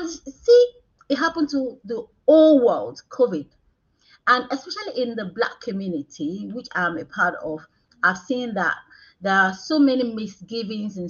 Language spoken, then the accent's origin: English; Nigeria; moved away as an adult; now in United Kingdom; I'm Nigerian. I came to the United Kingdom about 13 years ago. So I didn't grow up in this country.